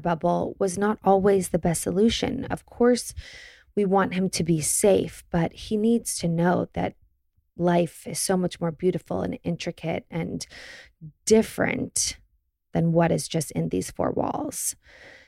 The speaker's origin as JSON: {"language": "English", "town": "Los Angeles", "region": "California", "country": "United States", "tie": "born or raised there", "also_born_or_lived": "New York", "said": "I grew up in Los Angeles and then I lived in New York for a little while and then moved back to Los Angeles"}